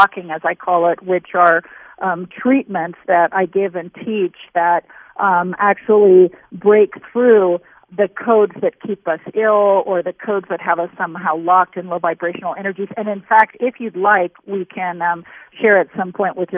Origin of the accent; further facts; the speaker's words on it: San Francisco, California, United States; I was born in San Francisco